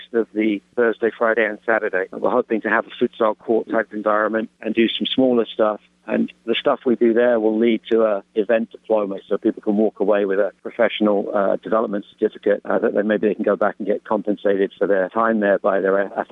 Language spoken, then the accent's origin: English; England, United Kingdom; accent: English; moved away as an adult; now in United States; It's very England in as much as it's my English accent. I've lived in this country and coached for 30 years